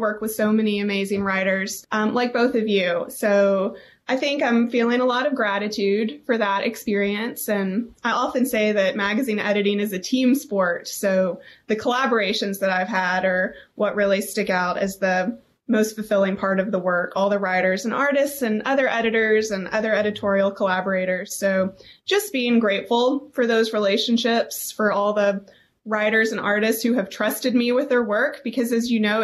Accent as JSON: {"language": "English", "town": "Little Rock", "region": "Arkansas", "country": "United States", "tie": "born or raised there", "said": "I'm from Little Rock"}